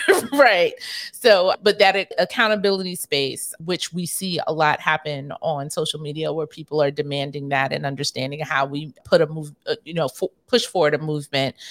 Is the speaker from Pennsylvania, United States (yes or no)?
no; New York, United States; I grew up primarily in New York